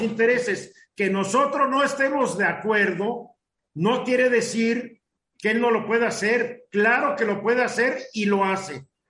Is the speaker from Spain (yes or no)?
no; Mexico; a los mexicanos comunes y corrientes